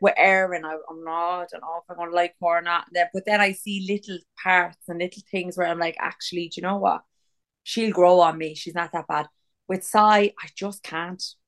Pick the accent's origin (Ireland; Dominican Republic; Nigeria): Ireland; We're from Ireland. We can't wear white ever because it's always fucking raining in this kip.